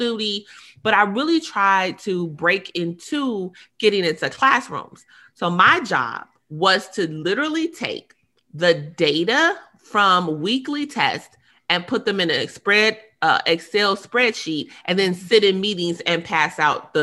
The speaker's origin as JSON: {"language": "English", "region": "Indiana", "country": "United States", "said": "I'm from Indiana"}